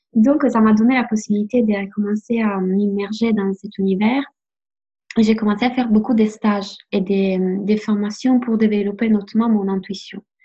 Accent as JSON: {"language": "French", "country": "Italy", "second_language": "French", "moved": "yes", "lives_now": "France", "said": "je suis italienne"}